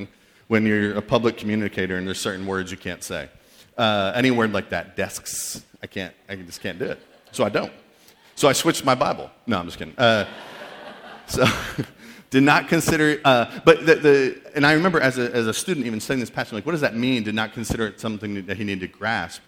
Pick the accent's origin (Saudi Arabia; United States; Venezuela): United States; New England; also born or lived in Missouri; I'm from New England, went to college in Missouri